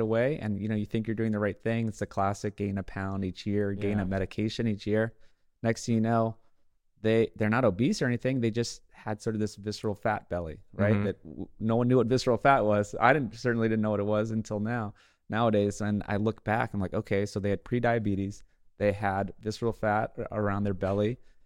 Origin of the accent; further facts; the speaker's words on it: Hawaii, United States; we grew up in Hawaii